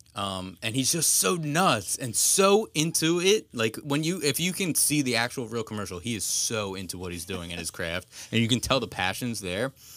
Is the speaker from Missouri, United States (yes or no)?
no; Pennsylvania, United States; we're from Pennsylvania